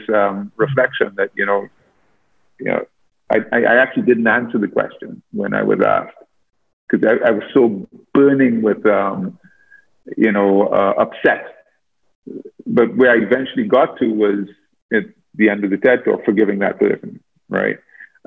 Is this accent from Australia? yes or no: no; Trinidad & Tobago; moved away as an adult; I'm from Trinidad